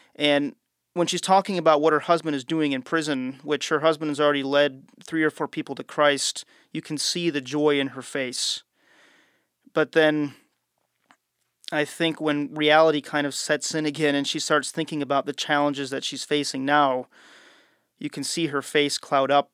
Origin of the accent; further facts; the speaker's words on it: United States; as an American traveling